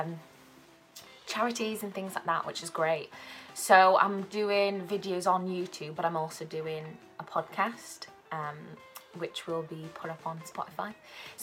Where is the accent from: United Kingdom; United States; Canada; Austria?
United Kingdom; South Wales; moved away as an adult; now in Manchester, United Kingdom; I'm originally from South Wales